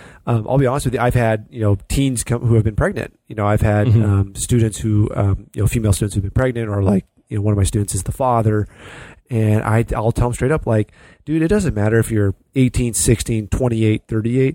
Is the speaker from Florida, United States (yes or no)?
no; California, United States; I grew up in California on the West Coast